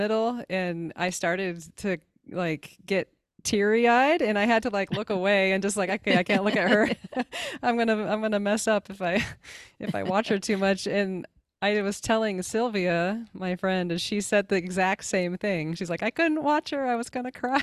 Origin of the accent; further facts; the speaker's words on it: United States; as an American.